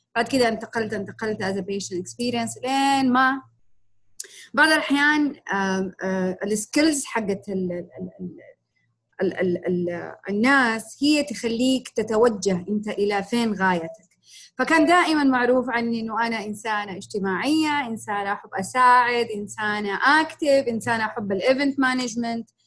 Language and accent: Arabic; Jeddah, Makkah Province, Saudi Arabia; في المملكة عندنا في جدة